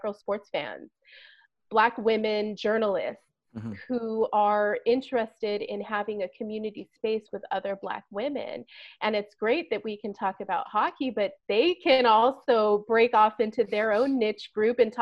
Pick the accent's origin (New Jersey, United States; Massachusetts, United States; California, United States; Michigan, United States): California, United States; I was from California